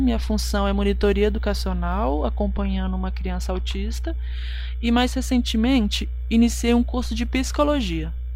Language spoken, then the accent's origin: Portuguese; Cachoeira do Campo, Minas Gerais, Brazil; sou de Cachoeira do Campo, Minas Gerais